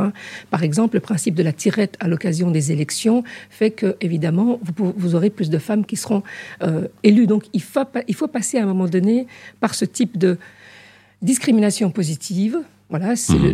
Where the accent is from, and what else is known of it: Haute-Savoie, Auvergne-Rhône-Alpes, France; born or raised there; moved away as an adult; also born or lived in Casablanca, Morocco / Switzerland; now in Brussels, Belgium